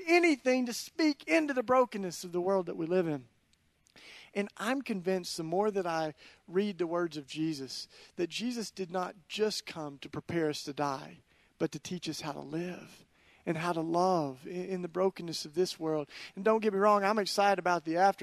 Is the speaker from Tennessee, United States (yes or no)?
yes; East Tennessee, United States; moved away as an adult; now in Philadelphia, United States; I grew up in East Tennessee, which is about as different from North Philly as it gets